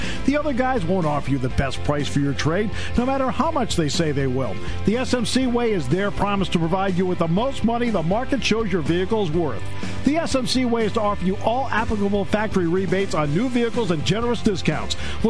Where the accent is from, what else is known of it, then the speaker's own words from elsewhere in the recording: New England, United States; I grew up in New England, so I'm a lifelong Red Sox fan.